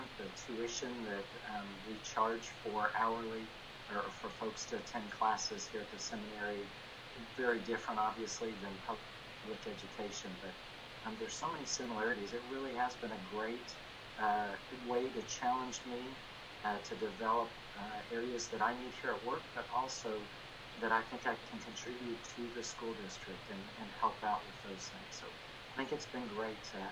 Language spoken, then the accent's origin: English; Dallas, Texas, United States; now in Cedar Hill, United States; I attended Lake Highlands High School